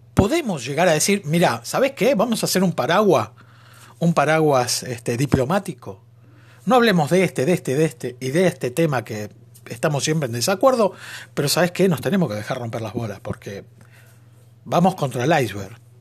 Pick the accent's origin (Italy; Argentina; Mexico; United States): Argentina; Ser argentino, Mamadera, decimos nosotros. En nuestro nuevo lunfardo